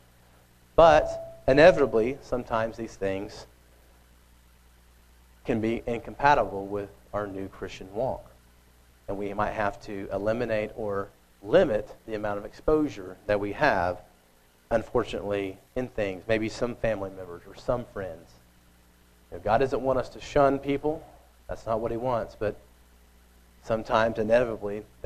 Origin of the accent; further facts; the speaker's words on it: Oklahoma, United States; I grew up in Oklahoma. It's in the middle of America